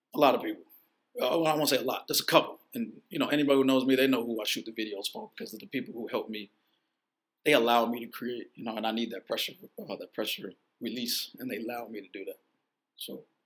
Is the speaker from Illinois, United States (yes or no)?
yes; Chicago, Illinois, United States; also born or lived in Vancouver; I grew up on the south side. Had kids when I was on the west side, and uh, but I was born in Vancouver, and I moved to Chicago in two, like uh, uh when I was like two years old.